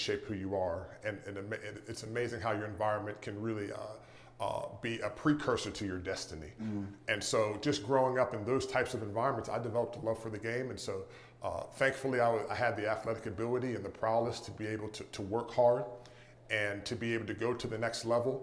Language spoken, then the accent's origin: English; Pittsburgh, Pennsylvania, United States; moved away as an adult; I grew up in Pittsburgh, Pennsylvania